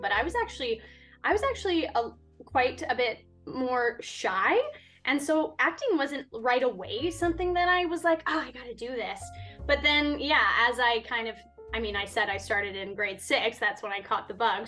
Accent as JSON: {"language": "English", "town": "Winnipeg", "region": "Manitoba", "country": "Canada", "moved": "as an adult", "lives_now": "Vancouver, Canada", "said": "I'm originally from Winnipeg, so I went to the University of Winnipeg"}